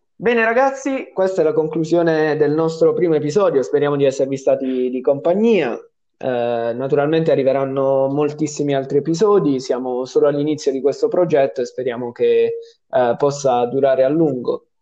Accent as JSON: {"language": "Italian", "region": "Apulia", "country": "Italy", "said": "siamo pugliesi"}